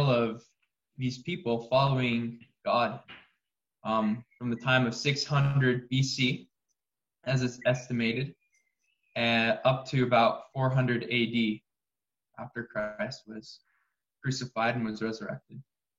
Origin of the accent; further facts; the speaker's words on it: West Midlands, United Kingdom; I'm from Shropshire, down in the West Midlands.